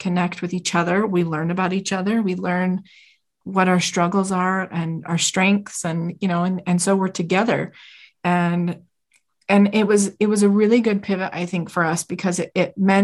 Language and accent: English; Utah, United States; We're from Utah. We live in a gorgeous state